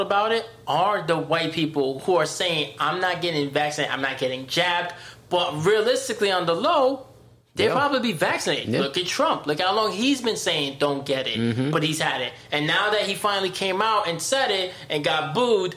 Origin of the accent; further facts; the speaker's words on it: New York City, New York, United States; I'm from the Bronx